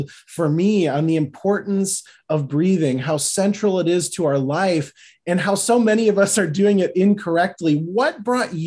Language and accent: English; Midwest, United States; accent: Midwest; I'm mostly Irish, but I have this boring Midwest accent